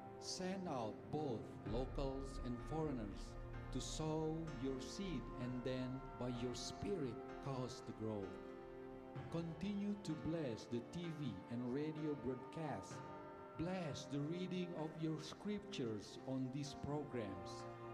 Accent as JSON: {"language": "English", "area": "Sunda people", "region": "West Java", "country": "Indonesia", "said": "I am from the Sunda people group in Indonesia. I used to be a Muslim, but today I am a follower of Jesus Christ."}